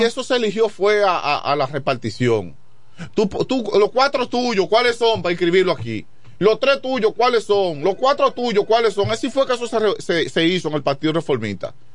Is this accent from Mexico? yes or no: no; La Romana, Dominican Republic; also born or lived in Chavón; Yo vivo en Quisqueya también, y, yo llegué a vivir a Quisqueya cuando tenía eh, unos ocho años, que fue cuando vine de Chabón